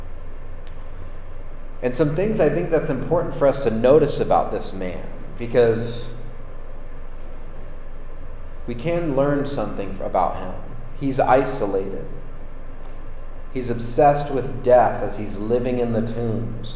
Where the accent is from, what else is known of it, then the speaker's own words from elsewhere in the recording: San Francisco, California, United States; I grew up near San Francisco. I was born in San Francisco, and I have a deep love for the city of San Francisco.